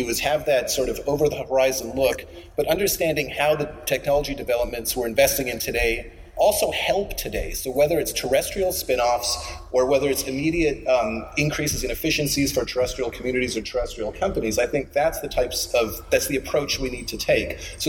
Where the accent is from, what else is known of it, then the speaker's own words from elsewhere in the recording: Canada; And as a Canadian community, I don't think we have to do everything.